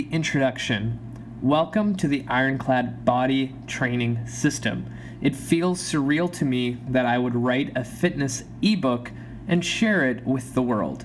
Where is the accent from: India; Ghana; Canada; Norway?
Canada; also born or lived in Poland; I immigrated to Canada from Poland when I was 3